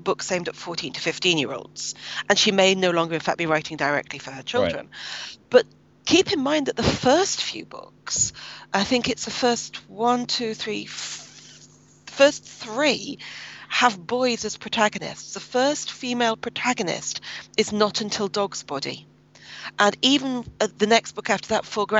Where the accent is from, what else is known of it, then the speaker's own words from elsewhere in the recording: Birmingham, West Midlands, United Kingdom; I grew up in Birmingham, which is what used to be called a municipal socialist city in Britain